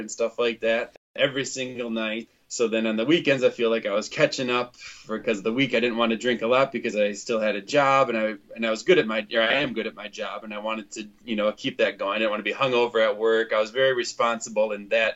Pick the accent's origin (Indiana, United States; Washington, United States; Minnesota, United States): Minnesota, United States; Winona; now in Cottage Grove, United States; I grew up in Winona, Minnesota, and now I live in Cottage Grove, Minnesota